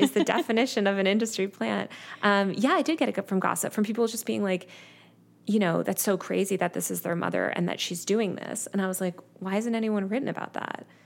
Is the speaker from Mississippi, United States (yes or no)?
no; New York City, New York, United States; I'm from New York City originally